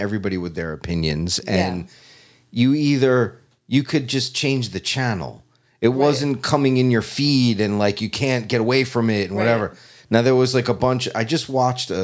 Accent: New York, United States; growing up in New York

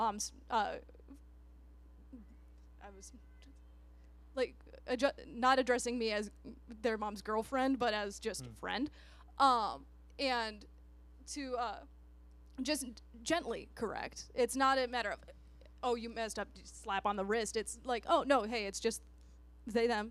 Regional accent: United States; moved away; I grew up out in Chippewa County, which is 2.5 hours across the state

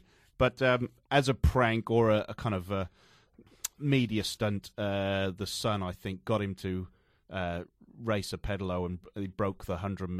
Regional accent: Newport, Wales, United Kingdom; It used to be in my hometown they used to hold this, and you could not get a ticket for love. Well, Llanfilly. Newport, yes.

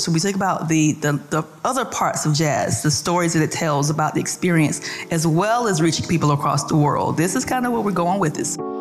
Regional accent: Atlanta, Georgia, United States; I'm from Atlanta originally.

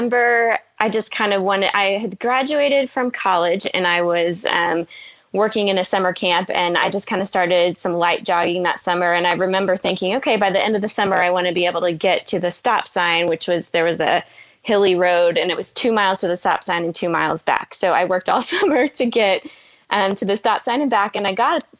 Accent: Oklahoma, United States; I'm from Oklahoma

